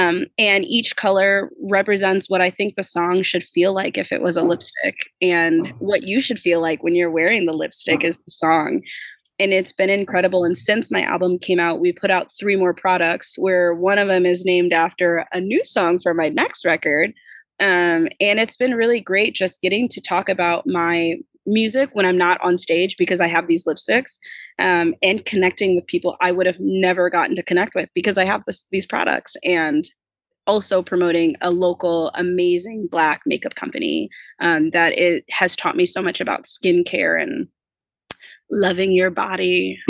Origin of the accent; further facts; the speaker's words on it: Midwest, United States; I grew up in the Midwest.